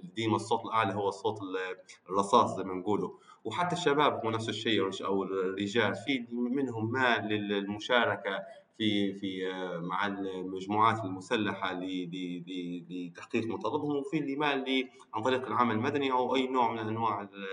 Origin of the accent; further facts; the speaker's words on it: Libya; انا آه، ليبي